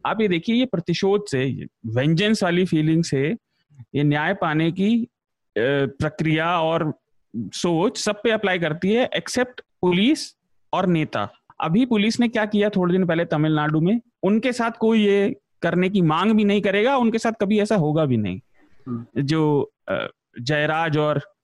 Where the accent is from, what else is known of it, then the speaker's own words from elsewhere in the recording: western Uttar Pradesh, India; मैं पश्चिमी उत्तर प्रदेश से आता हूँ